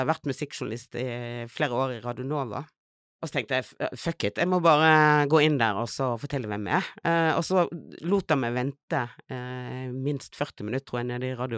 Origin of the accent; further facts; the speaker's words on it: Bergen, Vestland, Norway; now in Oslo, Norway; jeg er fra Fana. Ah, utenfor ah, oh, Bergen. Nei, men det er viktig å presisere at jeg vokste opp i en bygd.